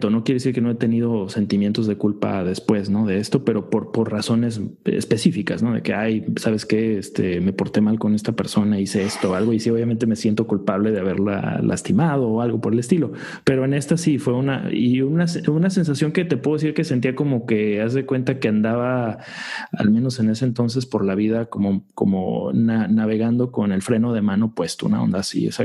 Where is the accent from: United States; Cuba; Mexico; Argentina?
United States; Yo creo que muchos los que crecimos eh, acá en Estados Unidos ya con otra, con otra, a lo mejor con otra perspectiva